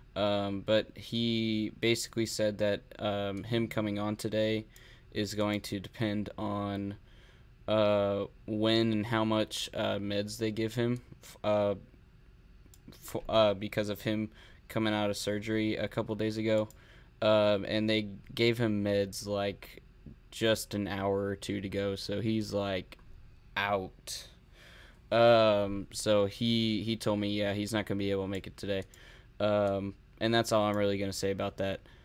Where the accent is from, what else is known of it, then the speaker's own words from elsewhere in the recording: San Antonio, Texas, United States; I live in San Antonio. I'm from San Antonio